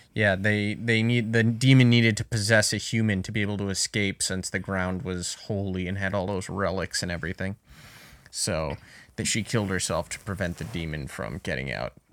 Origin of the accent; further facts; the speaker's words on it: Burrillville, Rhode Island, United States; my hometown of Barrowville, Rhode Island, specifically Harrisville.